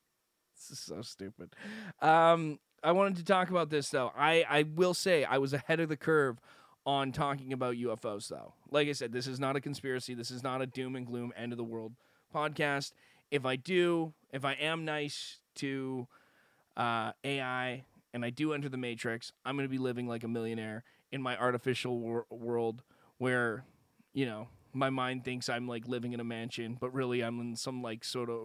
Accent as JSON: {"language": "English", "region": "West Coast", "country": "Canada", "accent": "West Coast Canadian", "said": "I think my Canadian accent is worse than most other people's fake Canadian accents. I don't think I have one. I think mine is more almost... Mine is as washed a Canadian accent as you're going to get. It is a West Coast Canadian accent."}